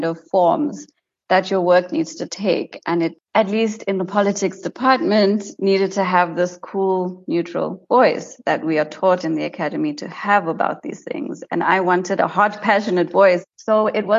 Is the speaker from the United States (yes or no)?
no; White River, Mpumalanga, South Africa; I grew up in White River, which is a small town in Mpumalanga